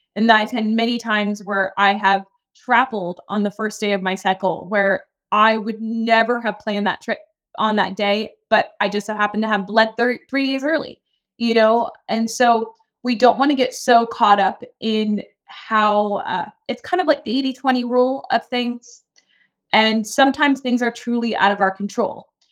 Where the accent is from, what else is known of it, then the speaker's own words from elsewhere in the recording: Key West, Florida, United States; I'm from Key West, Florida, so, like, super small town